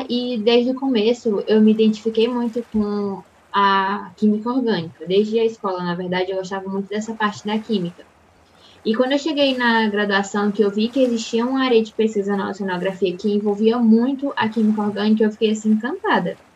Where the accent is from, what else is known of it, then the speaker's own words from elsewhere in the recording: Teresina, Piauí, Brazil; now in Recife, Brazil; eu sou natural de Teresina, no Piauí, e atualmente moro em Recife.